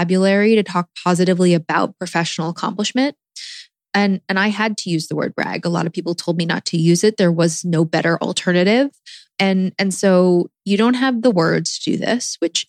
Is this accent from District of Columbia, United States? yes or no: yes; Washington, District of Columbia, United States; moved away; also born or lived in New York / Los Angeles; I am from Washington, D.C., have been in New York and L.A.